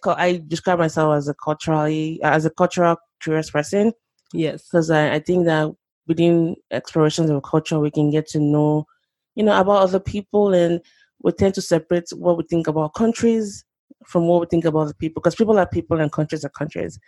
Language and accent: English; Lagos, Nigeria; moved away as an adult; now in Oklahoma, United States; I grew up in Nigeria, Lagos, Nigeria, to be precise. Um, spent the first two decades of my life there, and then I mm. moved to the US um, 11 years ago.